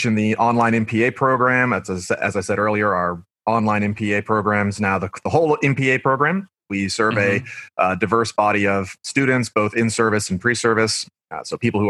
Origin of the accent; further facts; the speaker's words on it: Blue Springs, Missouri, United States; moved away as an adult; also born or lived in Paducah, Kentucky; now in Kentucky, United States; I worked at my hometown in Missouri, Blue Springs